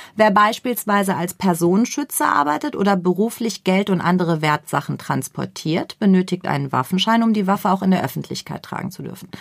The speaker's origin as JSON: {"language": "German", "country": "Germany", "said": "wir, und ich betone wir, auch wir sind Deutsche"}